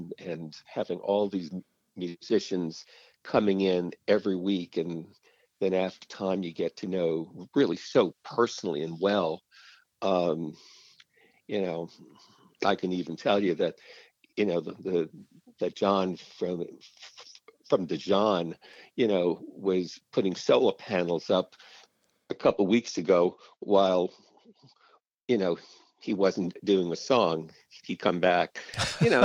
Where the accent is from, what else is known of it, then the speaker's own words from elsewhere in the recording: New York City, New York, United States; accent: New Yorkish; moved away as an adult; now in Reisterstown, United States; I was a Manhattan boy